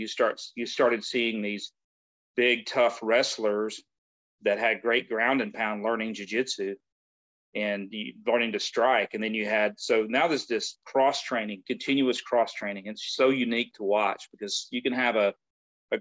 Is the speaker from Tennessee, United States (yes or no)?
yes; West Tennessee, United States; moved away; I grew up in West Tennessee